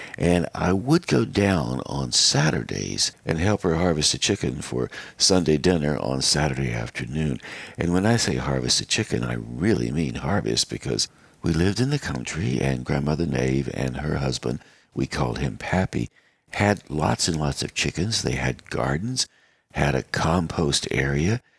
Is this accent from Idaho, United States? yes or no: no; Western North Carolina, United States; growing up in Western North Carolina